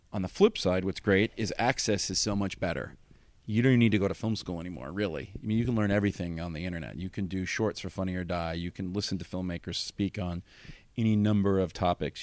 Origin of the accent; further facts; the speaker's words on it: Los Angeles, California, United States; I grew up in Los Angeles